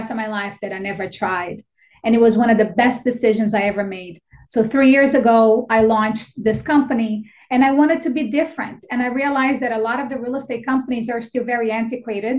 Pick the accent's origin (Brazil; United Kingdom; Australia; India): Brazil; English is a second language; moved away as an adult; also born or lived in Astoria, Queens, New York; now in United States; I was born and raised in Brazil. I came here when I was 18 years old, and I had $200 that my parents gave me, and I didn't know how to speak a word of English